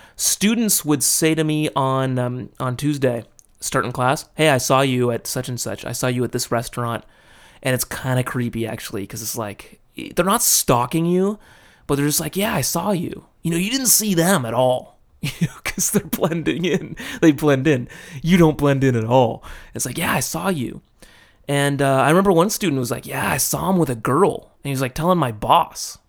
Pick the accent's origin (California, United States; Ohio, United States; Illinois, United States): California, United States; Los Angeles; moved away as an adult; now in Japan; my hometown being L A, that's a pretty big ass city